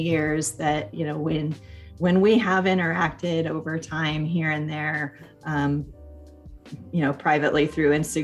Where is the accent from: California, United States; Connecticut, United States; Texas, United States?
California, United States; Sonoma County, Northern; I ended up coming back to my hometown. So born and raised here.